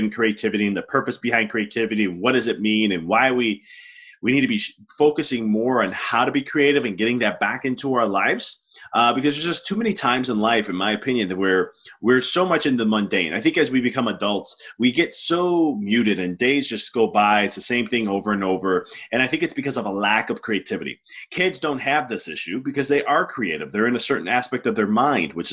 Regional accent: United States; I'm American. I was born and raised in America

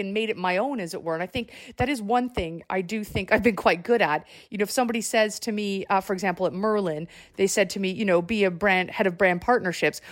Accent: Canada; moved away; I'm Canadian

